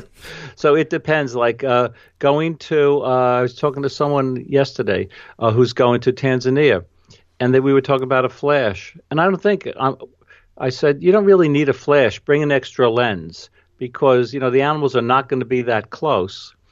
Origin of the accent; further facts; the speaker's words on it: New York, United States; accent: New York; my New York accent